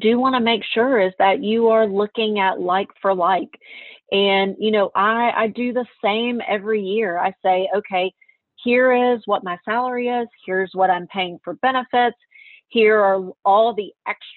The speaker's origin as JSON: {"language": "English", "town": "Meridian", "region": "Mississippi", "country": "United States", "said": "I'm from Meridian, Mississippi"}